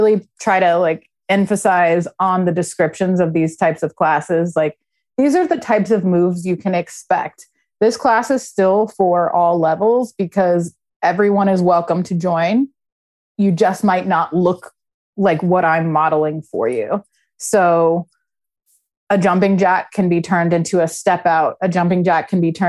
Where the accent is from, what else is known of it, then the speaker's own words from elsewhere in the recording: Los Angeles, California, United States; moved away as an adult; now in Philadelphia, United States; I was born and raised in LA, but I came to Philly when I was 21.